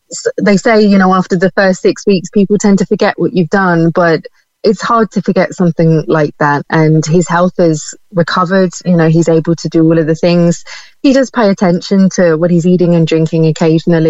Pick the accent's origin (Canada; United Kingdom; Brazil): United Kingdom; now in Ireland; you can probably tell from my accent, I'm from the UK